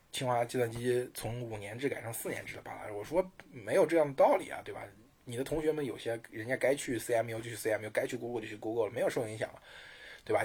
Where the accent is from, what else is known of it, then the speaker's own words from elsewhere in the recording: China; 我们中国人